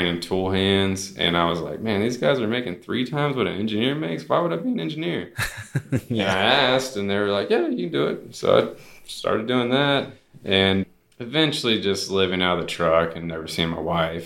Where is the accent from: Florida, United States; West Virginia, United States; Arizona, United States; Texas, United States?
Texas, United States; Houston; I grew up in Houston, basically in the suburbs, southeast side.